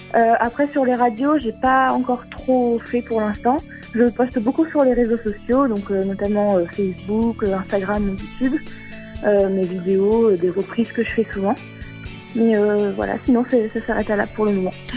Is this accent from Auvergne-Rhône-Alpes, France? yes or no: yes; Vichy, Auvergne-Rhône-Alpes, France; J'ai 20 ans, je viens de Vichy, en Allier, dans l'Auvergne